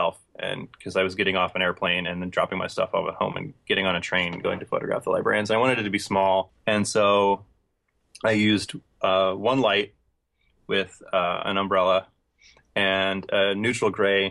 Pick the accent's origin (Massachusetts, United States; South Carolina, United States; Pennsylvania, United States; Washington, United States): Pennsylvania, United States; Philadelphia; Philadelphia, which was my hometown